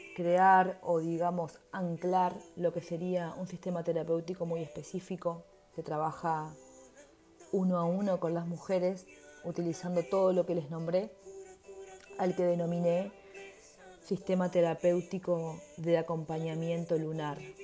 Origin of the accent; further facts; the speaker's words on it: Uruguay; also born or lived in Montevideo; soy uruguaya y vivo en Montevideo